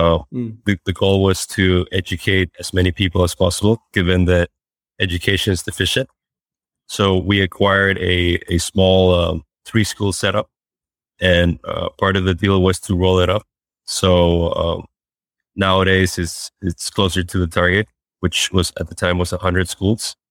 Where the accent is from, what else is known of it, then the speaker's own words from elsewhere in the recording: Costa Rica; also born or lived in Washington State, United States / Peru (father's family); now in Fort Worth, United States; I was born in Washington State, and I grew up a significant part of my life in Costa Rica